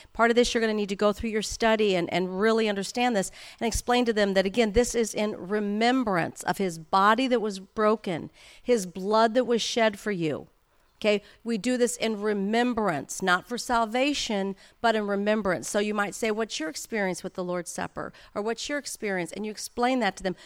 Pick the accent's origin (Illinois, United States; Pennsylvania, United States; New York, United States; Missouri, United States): Missouri, United States; St. Louis; now in Anaheim Hills, United States; I grew up in Saint Louis, Missouri